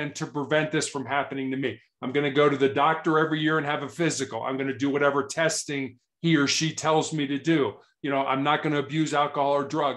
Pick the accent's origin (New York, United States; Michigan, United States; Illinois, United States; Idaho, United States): Illinois, United States; Chicago; I was born and raised in Chicago, which is a large city in the United States.